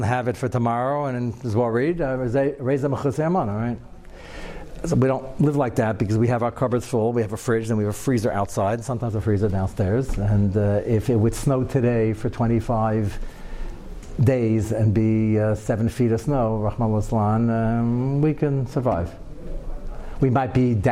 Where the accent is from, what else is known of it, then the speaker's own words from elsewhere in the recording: United States; I'm as American as everybody else and quite young.